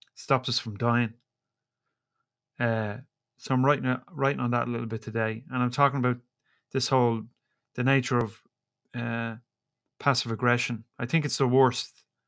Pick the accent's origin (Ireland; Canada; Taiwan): Ireland; I'm Irish